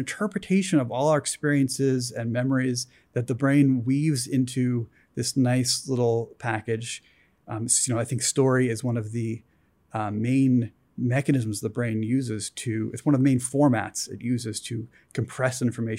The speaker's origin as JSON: {"language": "English", "region": "East Coast", "country": "United States", "tie": "born or raised there", "said": "I'm scientist guy. I grew up on the East Coast. I came out here"}